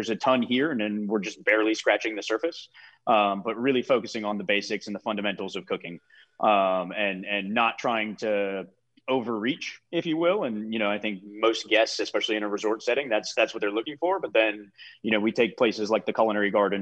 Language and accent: English; Massachusetts, United States; moved away; also born or lived in Cape Cod; after spending 6 years on Cape Cod and growing up in Massachusetts as a whole